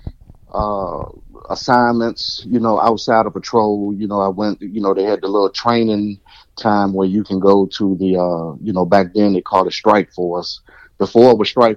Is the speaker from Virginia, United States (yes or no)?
yes; Henrico County, Richmond, Virginia, United States; I was from Henrico County and, you know, playing sports